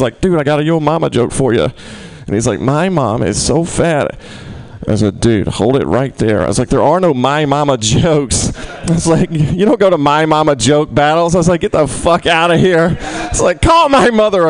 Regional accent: the South, United States; moved away; I'm from the South

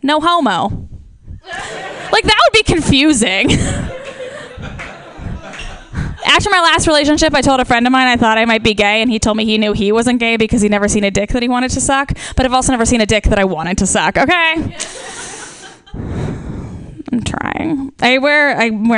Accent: Ohio, United States; accent: nasally Midwestern; moved away; I am originally from Ohio

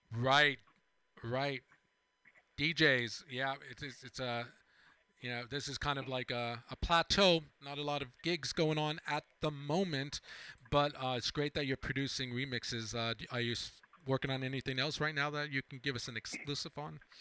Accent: East Hampton, New York, United States; growing up on Long Island myself

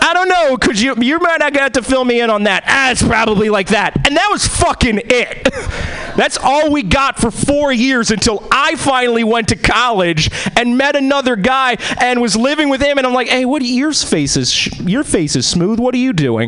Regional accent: East Coast, United States; also born or lived in Boston / New York; now in Seattle, United States; I'm originally I was born and bred in the East Coast.

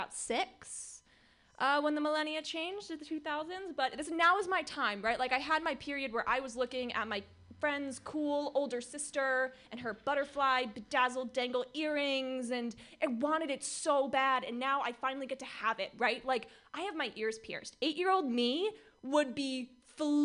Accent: Orange County, California, United States; I am from Orange County

